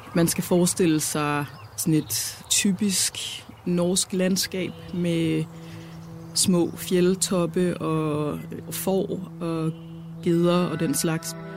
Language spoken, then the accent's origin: Danish; Onsild, near Hobro, North Jutland, North Denmark Region, Denmark; moved away; jeg er opvokset, jeg kan, det kan knap nok kaldes Nordjylland, det er det aller sydvestligste af Nordjylland, det hedder Undsild, det er uden for Hobro